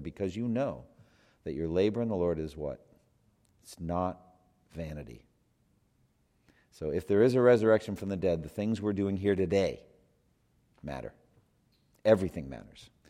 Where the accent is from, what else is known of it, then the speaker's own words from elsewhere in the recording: United States; I'm such an American.